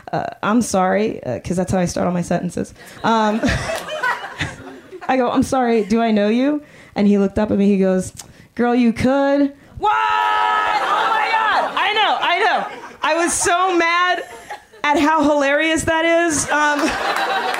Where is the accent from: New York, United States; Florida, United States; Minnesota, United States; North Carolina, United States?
Florida, United States; Miami; moved away as an adult; now in Oakland, United States; I grew up in Miami